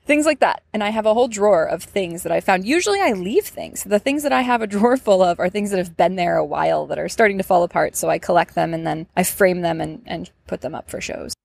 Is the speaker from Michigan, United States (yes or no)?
yes; Ann Arbor, Michigan, United States; moved away as an adult; now in Atlanta, United States; I'm from Ann Arbor, Michigan